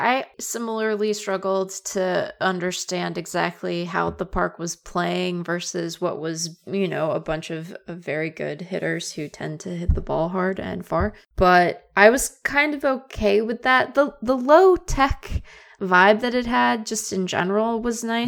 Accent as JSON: {"language": "English", "town": "Seattle", "region": "Washington", "country": "United States", "tie": "born or raised there", "said": "growing up in Seattle, I had the idea that we were sort of accentless as a people"}